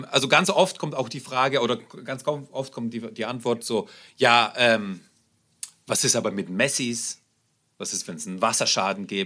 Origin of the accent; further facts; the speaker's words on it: Germany; also born or lived in Russia; Ich bin, ich bin ähm, in Russland geboren, bin nach Deutschland gekommen. Wir sind hier, hier aufgewachsen.